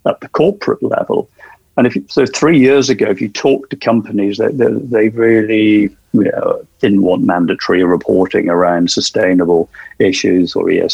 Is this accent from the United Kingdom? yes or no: yes; South Wales, United Kingdom; my hometown in South Wales